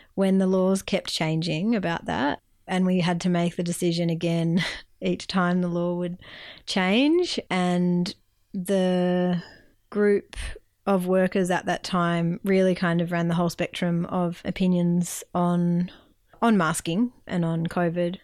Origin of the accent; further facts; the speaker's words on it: Melbourne, Victoria, Australia; moved away as an adult; also born or lived in Bega Valley, New South Wales; now in Bega, Australia; I'm originally from Melbourne